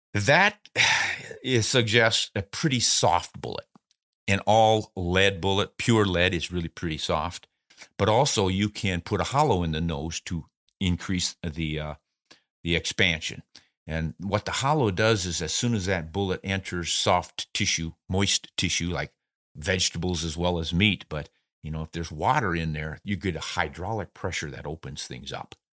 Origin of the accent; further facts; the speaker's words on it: South Dakota, United States; I grew up in South Dakota